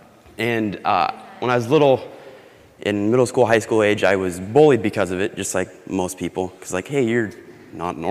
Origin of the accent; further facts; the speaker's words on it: Boise, Idaho, United States; moved away; I am from Boise, Idaho.